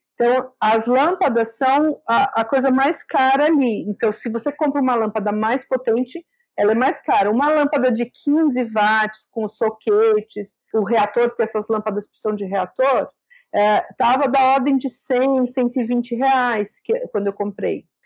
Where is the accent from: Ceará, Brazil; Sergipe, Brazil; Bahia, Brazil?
Sergipe, Brazil; eu sou de Sergipe